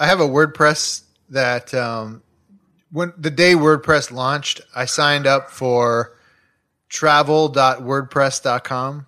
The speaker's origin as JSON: {"language": "English", "town": "Chicago", "region": "Illinois", "country": "United States", "tie": "born or raised there", "moved": "yes", "lives_now": "Los Angeles, United States", "said": "I grew up in Chicago, like, two blocks from a twenty-four hour C"}